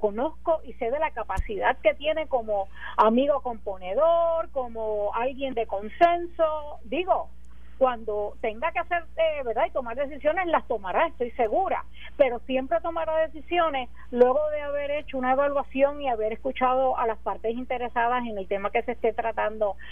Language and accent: Spanish; Puerto Rico; como puertorriqueña